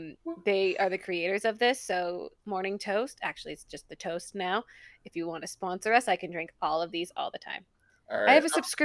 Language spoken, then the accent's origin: English; Boston, Massachusetts, United States; moved away; I am originally from Boston, so that is in my vein.